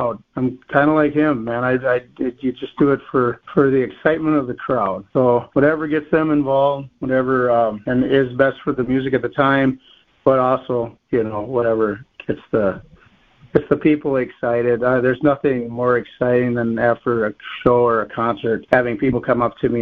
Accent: northern Wisconsin, United States; moved away; I'm originally from Wisconsin, in a northern Wisconsin area, a little town called Chicago Lake, Wisconsin

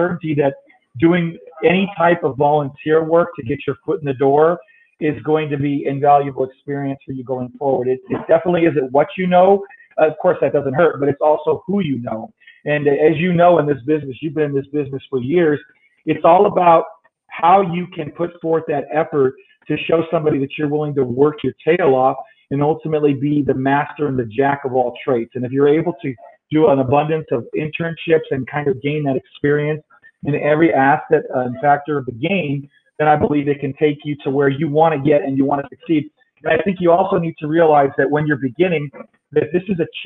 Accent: El Paso, Texas, United States; also born or lived in Los Angeles, California / Chicago, Illinois; I was born in LA in 1970, lived there till I was 8 and then moved to El Paso

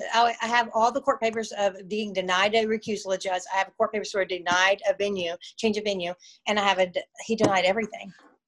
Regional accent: Orlando, Florida, United States; born there; I was born in Orlando, Florida. Yes. I was born in Orlando.

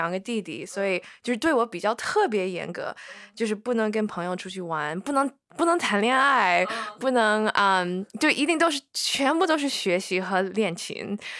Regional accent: China; born there; 我是中国人，我是在中国出生的，然后呢。我会说中文

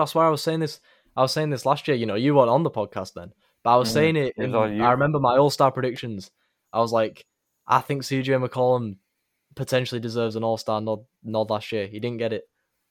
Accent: England, United Kingdom; I'm from England. We're used to coach sackings all the time.

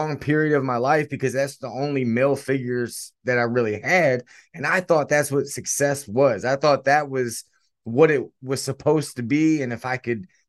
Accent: Stuarts Draft, Virginia, United States; I was born in a very small town called Stuart Straft, Virginia. It's in the Shenandoah Valley

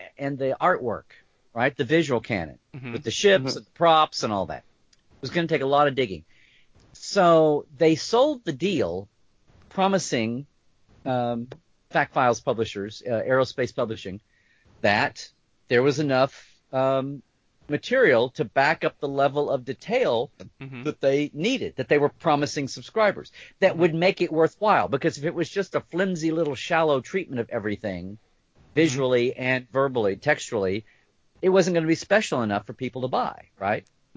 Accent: United States; I'm an American

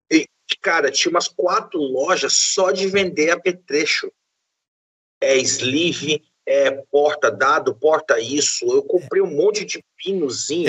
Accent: interior of Bahia, Brazil; Eu sou do interior da Bahia

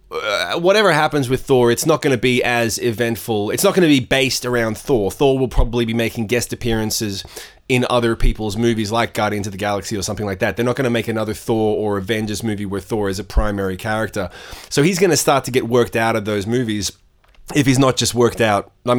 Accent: Australia; Yeah, there's only like 5 or 10 of us in Australia at any one time.

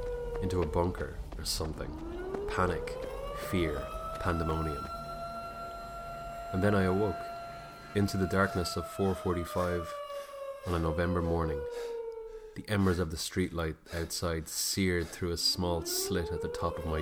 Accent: Ireland; I am Irish. And when I was growing up, my cousin used to tell me stories about the banshee

